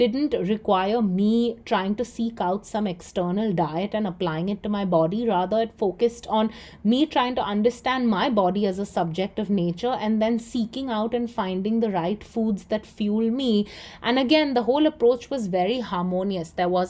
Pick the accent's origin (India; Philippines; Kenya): India; Mumbai, Maharashtra; moved away as an adult; also born or lived in Chicago, United States; I'm from India. I live in Mumbai. I've been born and raised here, although I went to school at the University of Chicago and worked all over the world before I moved back.